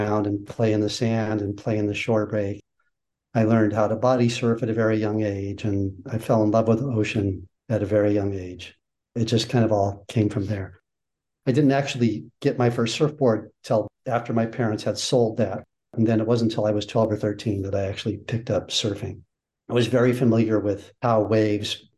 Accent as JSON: {"language": "English", "town": "San Diego", "region": "California", "country": "United States", "tie": "born or raised there", "said": "I grew up in San Diego"}